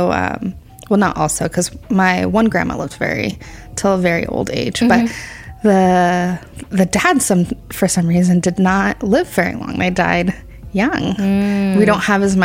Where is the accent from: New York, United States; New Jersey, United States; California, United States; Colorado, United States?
California, United States; Santa Clara; I grew up in Santa Clara, but both of my parents grew up in Gilroy.